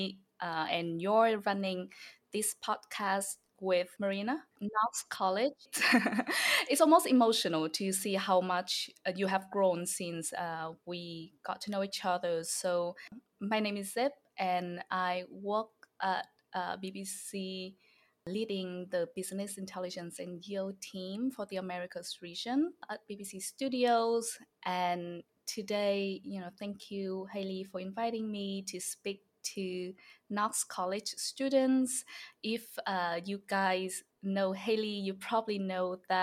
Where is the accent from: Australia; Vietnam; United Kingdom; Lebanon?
Vietnam; Hanoi; English is a second language; also born or lived in upstate New York; now in New York City, United States; I'm from the city in Vietnam. So I'm from Hanoi.